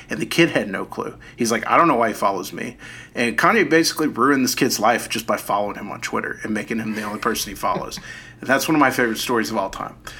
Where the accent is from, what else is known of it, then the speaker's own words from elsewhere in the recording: Dallas, Texas, United States; I grew up in Dallas